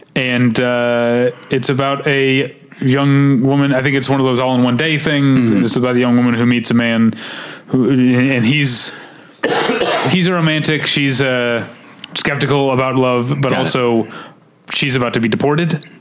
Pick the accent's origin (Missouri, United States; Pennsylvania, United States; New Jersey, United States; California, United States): Missouri, United States; St. Louis; Y98, which is a station I grew up in in St. Louis